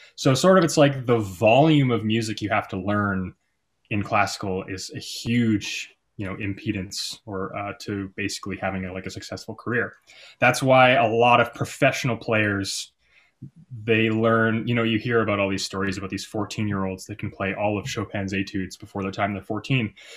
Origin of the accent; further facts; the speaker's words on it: Calgary, Alberta, Canada; I moved back to my hometown of Calgary, Alberta